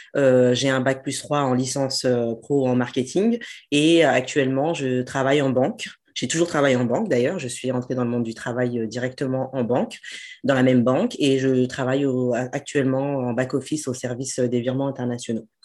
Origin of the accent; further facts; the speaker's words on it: France; j'ai grandi en France, ma famille est en France